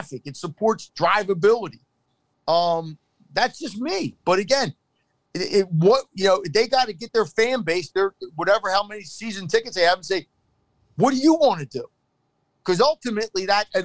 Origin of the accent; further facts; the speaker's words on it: Philadelphia, Pennsylvania, United States; as a Philadelphian